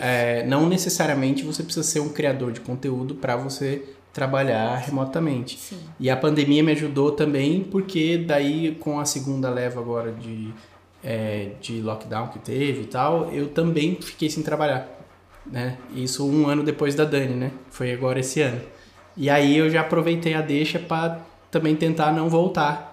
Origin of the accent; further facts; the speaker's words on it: Brazil; moved away as an adult; quando eu saí do Brasil